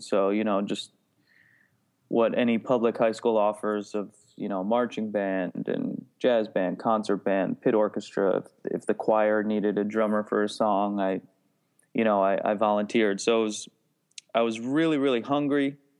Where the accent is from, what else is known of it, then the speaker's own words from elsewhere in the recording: New Jersey, United States; I grew up in New Jersey